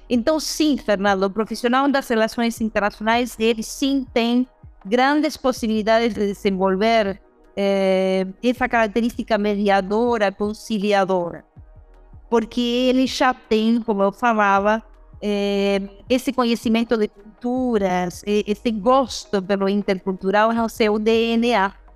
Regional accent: Uruguay; now in Brazil; eu uruguaia

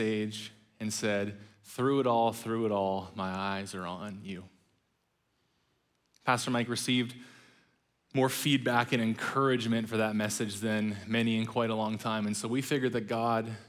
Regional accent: British Columbia, Canada; also born or lived in Ontario; my mom separated from my biological father and moved out to British Columbia

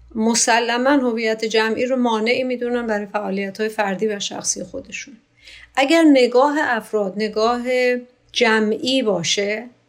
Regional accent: Iran; من ایرانی هستم

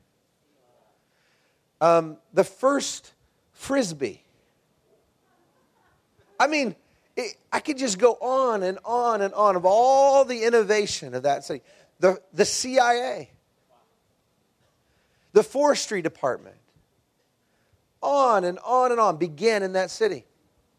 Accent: Texas, United States; moved away; I'm from Texas

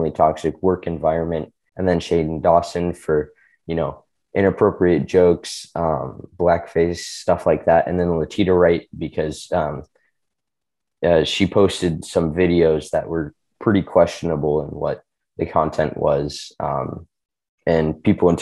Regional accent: China; moved away; So I grew up in China. I speak Chinese pretty much fluently

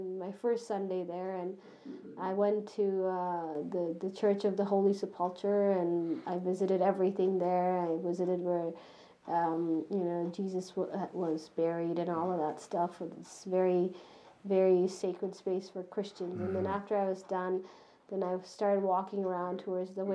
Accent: Canada; I'm Canadian.

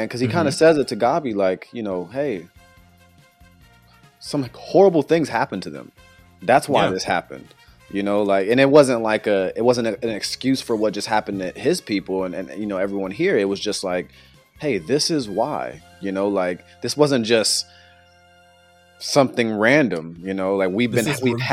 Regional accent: United States; we're American

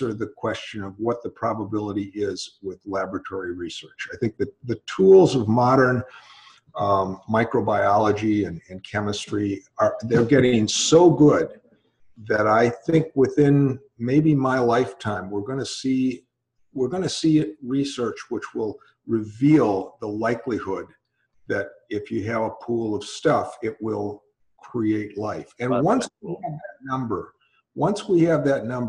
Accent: Milwaukee, Wisconsin, United States; moved away; also born or lived in California; Where I grew up. Oh, I grew up in Milwaukee, Wisconsin

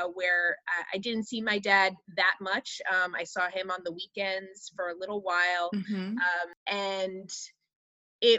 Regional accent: Huntington, New York, United States; born or raised there; moved away as an adult; also born or lived in Chicago area

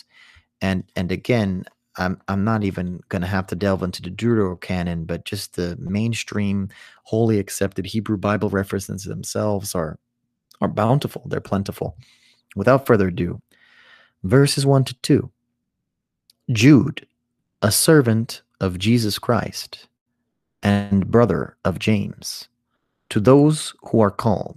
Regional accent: Ethiopia; In the Ethiopian culture

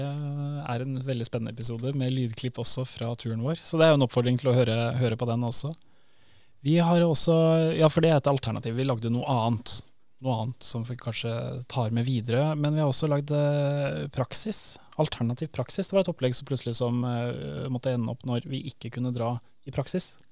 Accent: Northern Norway, Norway; also born or lived in Grytøya; Jeg er jo fra Nord-Norge, og jula for meg, eh, alle mine største juleminner handler om Nord-Norge

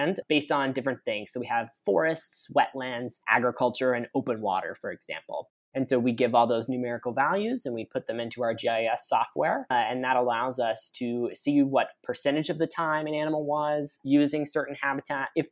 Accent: Texas, United States; moved away as an adult; now in Michigan, United States; I am not a native Michigander. I am from Texas.

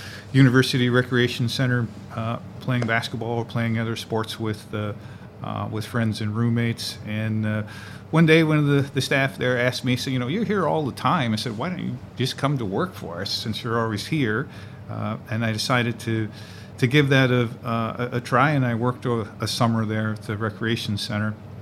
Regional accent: Flint, Michigan, United States; moved away as an adult; now in Syracuse, United States; I'm originally from Flint, Michigan

